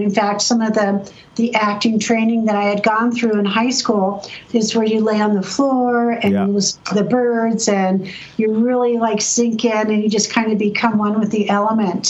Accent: San Diego, California, United States; I grew up in San Diego.

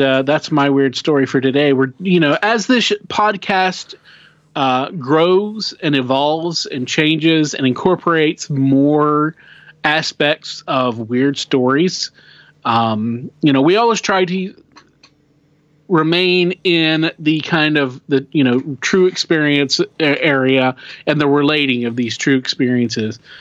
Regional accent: Oklahoma, United States; we're we're we're from Oklahoma.

